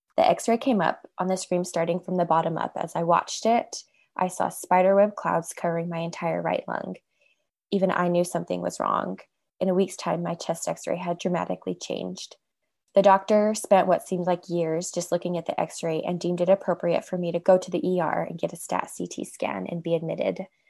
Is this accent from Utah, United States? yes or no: yes; Utah, United States; I'm from Utah.